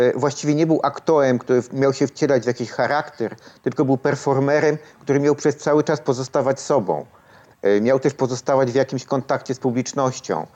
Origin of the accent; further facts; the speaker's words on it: Kraków, Lesser Poland, Poland; ja właściwie urodziłem się w Krakowie. Przy, przyjechałem do Nowej Huty jako no, ośmiolatek. E, spędziłem tu wszystkie lata szkolne